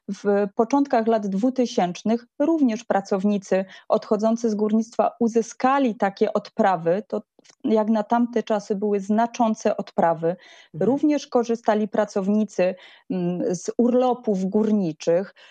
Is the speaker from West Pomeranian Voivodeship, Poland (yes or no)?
no; Silesian Voivodeship, Poland; sama jestem ślązaczką